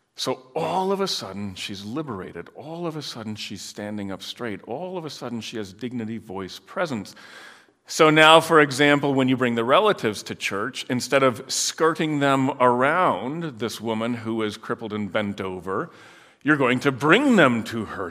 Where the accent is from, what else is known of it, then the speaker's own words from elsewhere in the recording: Netherlands; moved away; I grew up in Holland